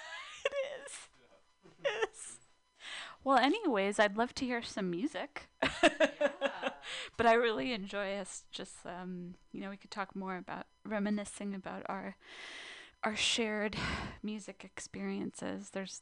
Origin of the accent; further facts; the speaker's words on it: California, United States; I grew up in SoCal, so.